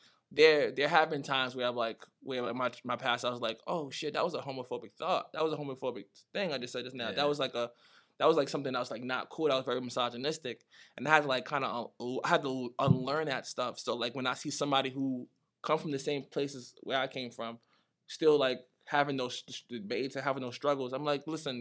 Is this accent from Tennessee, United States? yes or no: no; New York City, New York, United States; also born or lived in Nigeria; I was born there, so, like, I spent, like, the first 7 years there.